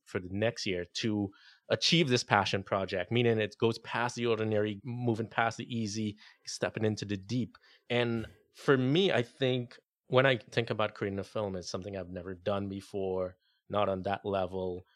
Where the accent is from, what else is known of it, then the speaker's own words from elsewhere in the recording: Trinidad & Tobago; moved away; my home country